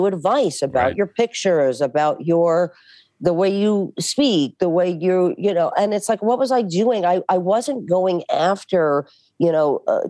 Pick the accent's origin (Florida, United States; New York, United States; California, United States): New York, United States; New York City; moved away; I'm from Bensonhurst